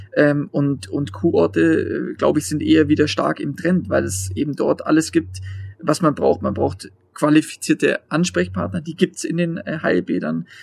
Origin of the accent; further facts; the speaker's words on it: Bavaria, Germany; in Bayern, bei mir jetzt persönlich, ich bin Bayer